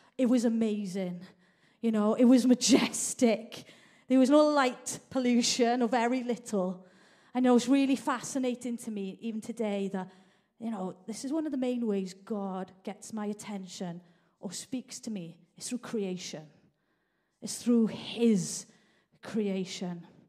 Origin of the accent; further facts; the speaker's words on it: Merthyr Tydfil, Wales, United Kingdom; now in Manchester, United Kingdom; I grew up in South Wales Valley. I've actually lived in Manchester now longer than South Wales Valleys